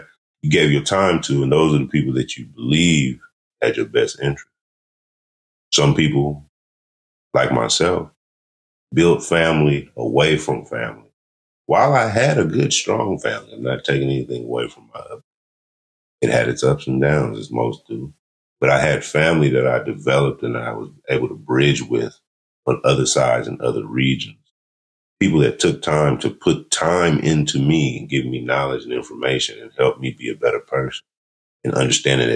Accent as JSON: {"language": "English", "region": "California", "country": "United States", "said": "I'm from California"}